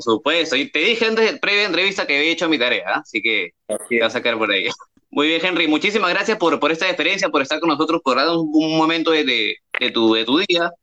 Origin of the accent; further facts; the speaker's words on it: Lima, Peru; yo no soy de Barranco, soy de Chorrillos